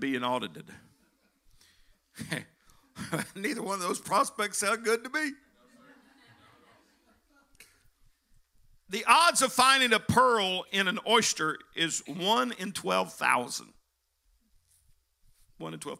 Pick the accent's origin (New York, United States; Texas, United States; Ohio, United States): Texas, United States; now in Indiana, United States; I was born there